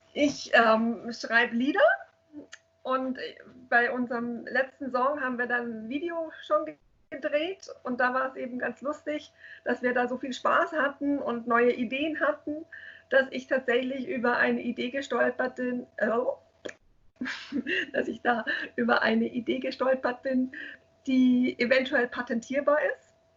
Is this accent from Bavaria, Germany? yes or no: yes; Munich, Bavaria, Germany; ich bin gebürtige Münchnerin, ich war auch immer hier in München